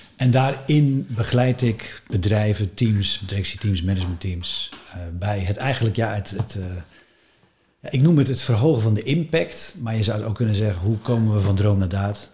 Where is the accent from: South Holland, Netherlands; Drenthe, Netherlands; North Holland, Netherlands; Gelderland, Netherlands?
North Holland, Netherlands; West Friesland; ik kom uit West-Friesland, dat is een hartstikke mooi deel van Nederland.